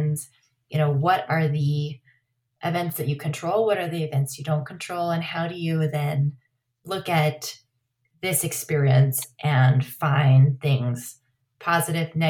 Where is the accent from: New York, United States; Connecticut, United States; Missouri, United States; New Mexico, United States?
New Mexico, United States; Los Alamos; also born or lived in Truchas, New Mexico; Growing up in Los Alamos